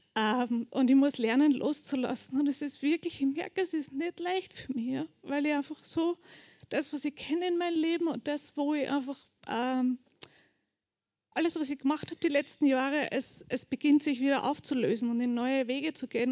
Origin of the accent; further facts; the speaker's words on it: Bucklige Welt, Lower Austria, Austria; also born or lived in Burgenland / Melk; ich bin in Niederösterreich aufgewachsen, in der buckligen Welt